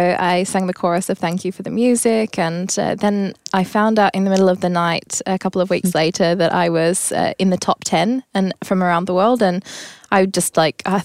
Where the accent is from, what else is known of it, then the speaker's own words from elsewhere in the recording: Tasmania, Australia; moved away as an adult; now in Stockholm, Sweden; I come from Tasmania, actually.